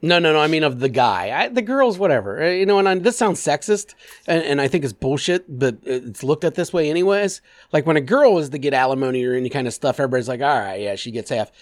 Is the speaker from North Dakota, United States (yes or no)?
no; Clermont County, Ohio, United States; I grew up in Claremont County.